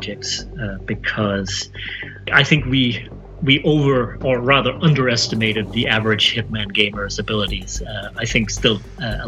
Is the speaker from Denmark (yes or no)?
yes; Denmark; now in United States; I'm from Denmark, I've never worked in Denmark.